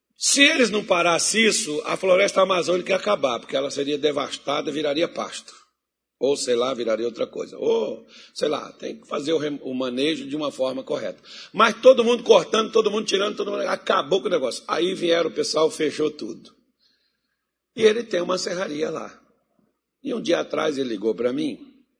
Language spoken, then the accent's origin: Portuguese; Minas Gerais, Brazil; moved away; also born or lived in Mato Grosso; eu sou mineiro